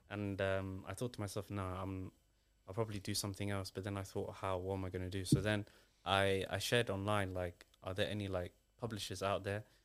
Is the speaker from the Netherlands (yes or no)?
no; Somalia; now in United Kingdom; I'm British, but I'm originally from Somalia.